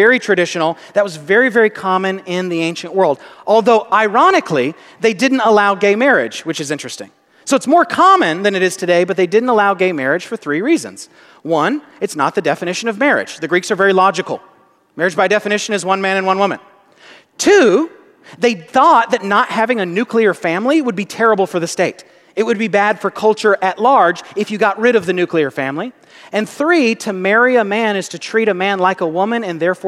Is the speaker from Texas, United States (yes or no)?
yes; Corinth, Texas, United States; I actually grew up in Corinth. I'm a Corinthian, if you will